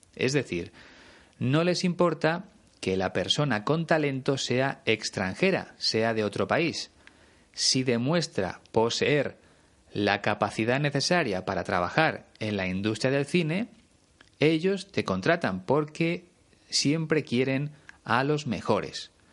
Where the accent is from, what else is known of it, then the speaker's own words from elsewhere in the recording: Spain; conociendo muchas ciudades de mi país